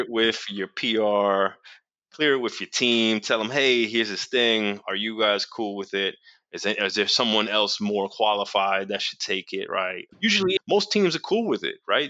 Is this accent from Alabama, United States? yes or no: no; New York City, New York, United States; I'm from New York City